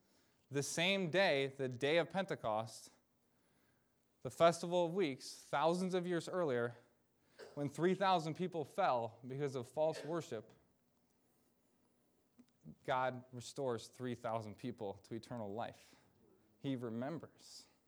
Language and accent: English; Michigan, United States; this was when I was in campus ministry back in my home state of Michigan